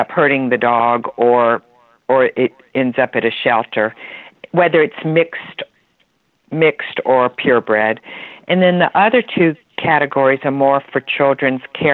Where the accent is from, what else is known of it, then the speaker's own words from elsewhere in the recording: Atlanta, Georgia, United States; We're from Atlanta, Georgia